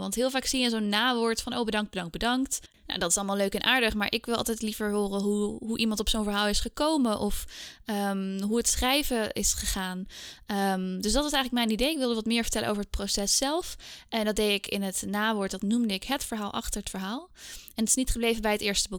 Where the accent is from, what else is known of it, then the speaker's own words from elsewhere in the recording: Scheemda, Groningen, Netherlands; moved away as an adult; also born or lived in Heiligerlee / Indonesia; now in Amsterdam, Netherlands; Ik ben eigenlijk geboren en getogen in Scheemda. Dat is een dorpje in Oost-Groningen.